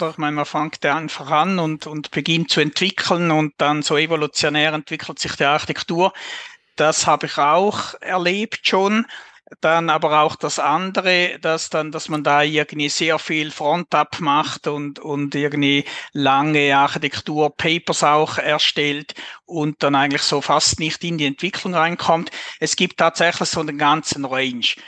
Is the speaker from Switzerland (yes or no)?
yes; Switzerland; accent: Swiss German; man hört es wahrscheinlich auch an meinem Dialekt